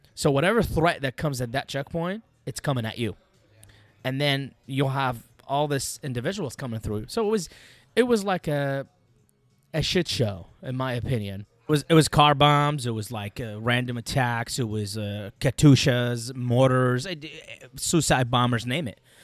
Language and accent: English; Baghdad, Baghdad Governorate, Iraq; first language Arabic; English is a second language; moved away; I'm from Baghdad. I'm a city boy